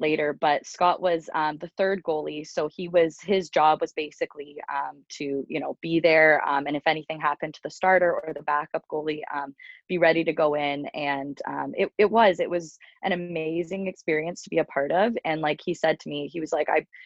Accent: Uxbridge, Ontario, Canada; also born or lived in Toronto, Ontario / Ottawa, Ontario; I grew up in a small town called Uxbridge

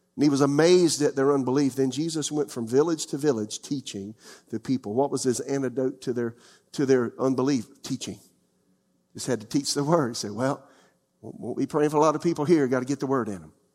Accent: United States; also born or lived in Florida / South Carolina; I'm a little country boy, uh, from the, from, from the out of town area of my hometown, Florida and South Carolina.

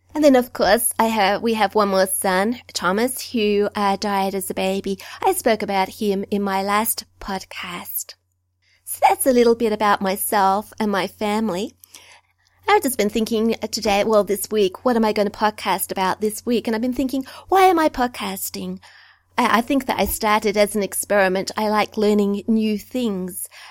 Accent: Australia; also born or lived in New South Wales; I'm an Australian

